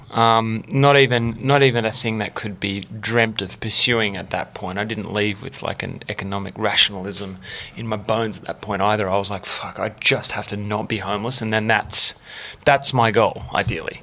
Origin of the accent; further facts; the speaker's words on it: St Ives, New South Wales, Australia; I grew up in St Ives